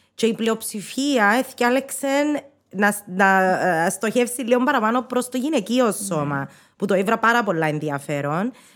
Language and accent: Greek; Cyprus; accent: Cypriot; first language Greek; να τα πούμε αλλά κυπριακά